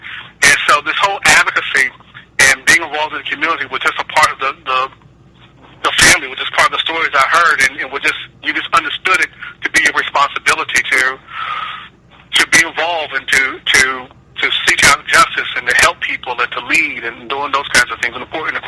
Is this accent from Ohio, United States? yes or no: yes; Akron, Ohio, United States; But I grew up in Akron, Ohio.